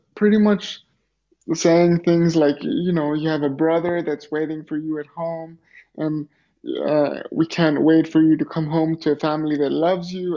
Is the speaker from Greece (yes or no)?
yes; Greece; also born or lived in Los Angeles, United States; I grew up in Greece and uh, lived in Greece until I was 17 years old